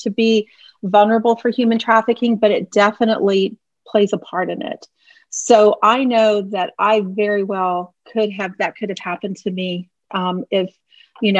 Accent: Houston, Texas, United States; moved away as an adult; now in the Carolinas, United States; I was born in Houston. I lived there until I was 29 years old or 28 years old

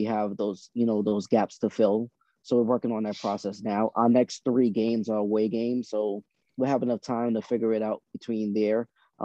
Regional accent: Boston, Massachusetts, United States; also born or lived in Trinidad; I was born in Trinidad. I came up to Boston when I was 6 years old. Grew up in the Roxbury, Mission Hill area.

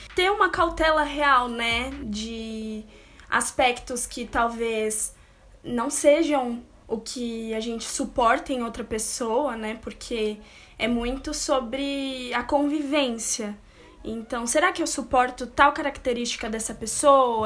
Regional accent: São Paulo, Brazil; aqui na capital, São Paulo, porque nós somos de São Paulo.

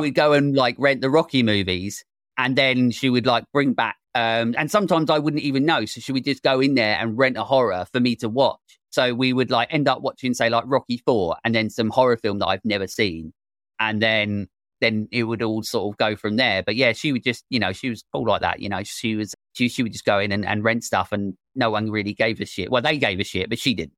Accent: England, United Kingdom; I'm English

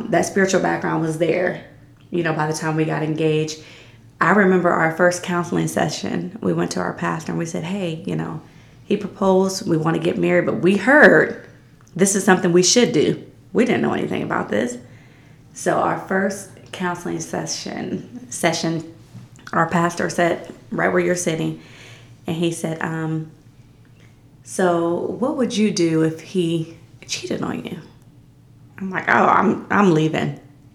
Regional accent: Canton, Ohio, United States; moved away as an adult; now in Reynoldsburg, United States; Canton, my hometown

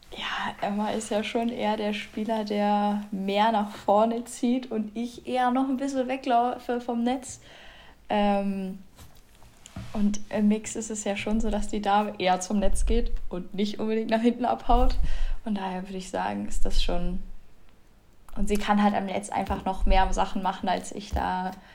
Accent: Bremen, Germany; bei uns in Bremen

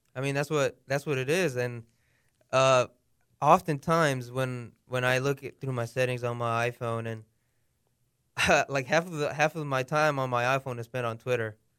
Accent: United States; accent: American; I was born here in America. Obviously, my par-, my parents were born in Mexico.

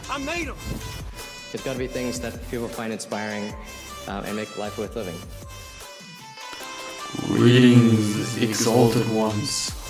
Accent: Afghanistan; also born or lived in Iran; now in Germany; Also ich komme aus äh, Afghanistan, aber äh, ich bin in Iran geboren und äh, das Problem, warum ich hier, sage ich mal, nach Deutschland gekommen bin, wir dürfen nicht in Iran leben, also wir Afghaner dürfen da nicht leben

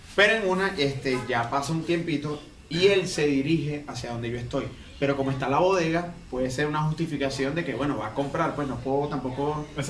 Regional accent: Valles del Tuy, Miranda, Venezuela; moved away; soy de los Valles del Tuy

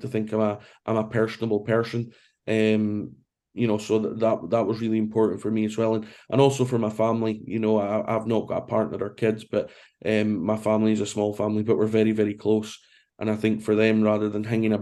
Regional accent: Brora, Scotland, United Kingdom; also born or lived in Aberdeen; I was born in Aberdeen, but I was brought up in a small village called Brora, which is about an hour north of Inverness.

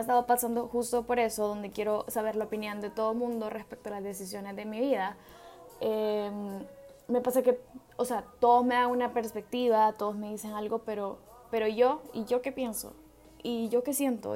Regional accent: El Salvador; yo soy del Salvador

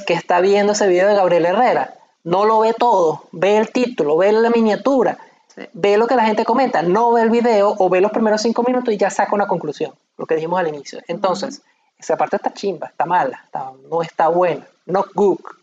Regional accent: Maracay, Aragua, Venezuela; now in Portugal; nosotros somos de Maracay y aquí en Portugal

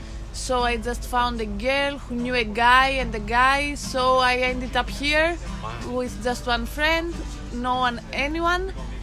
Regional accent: Greece; From Greece.

